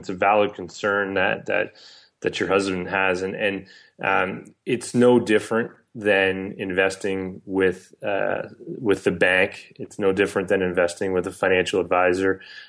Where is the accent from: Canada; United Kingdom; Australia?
Canada; I think yes, it can be harder as a Canadian, as a Canadian business in a regulatory environment